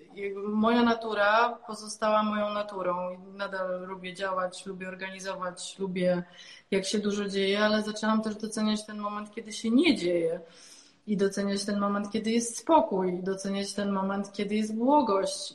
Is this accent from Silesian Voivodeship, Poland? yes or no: yes; Silesian Voivodeship, Poland; jestem ze Śląska